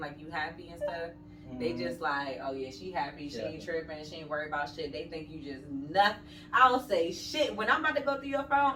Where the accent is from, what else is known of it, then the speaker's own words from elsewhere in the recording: Maryland, United States; moved away; I don't live back home anymore. So when I go back home, I'm from Maryland.